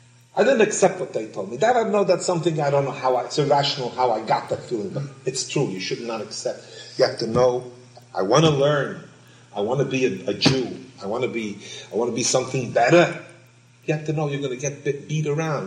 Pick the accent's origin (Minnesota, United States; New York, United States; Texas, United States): New York, United States; New York City; I was born in Brooklyn